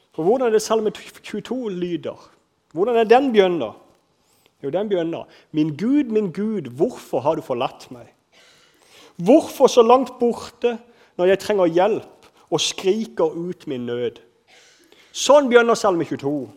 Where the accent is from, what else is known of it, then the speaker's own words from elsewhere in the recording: Kristiansand, Agder, Norway; accent: Sørlandet dialect; Jeg vokste opp på en plass, Flekkerøya Kanskje dere hører litt på dialekt at jeg er fra Sørlandet. Jeg vokste opp på Flekkerøya